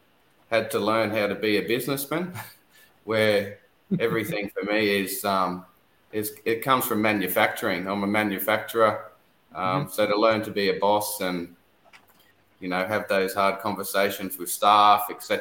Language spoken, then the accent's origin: English; Newcastle, New South Wales, Australia; now in Bundaberg, Australia; I'm originally from Newcastle